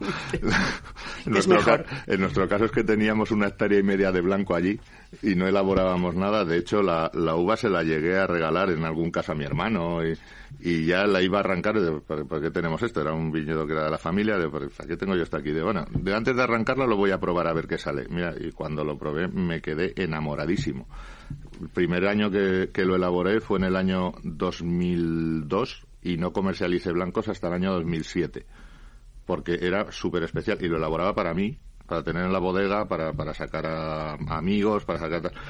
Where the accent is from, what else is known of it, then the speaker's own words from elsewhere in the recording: Laguardia, Basque Country, Spain; en mi pueblo